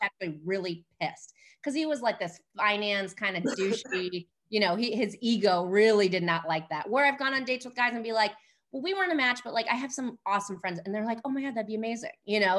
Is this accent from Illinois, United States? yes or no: yes; Chicago, Illinois, United States; moved away as an adult; I'm from Chicago, I grew up in the city